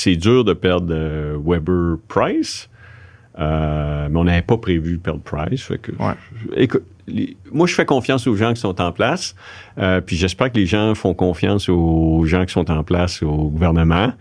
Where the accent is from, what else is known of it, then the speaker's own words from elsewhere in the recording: Quebec City, Quebec, Canada; je viens de Québec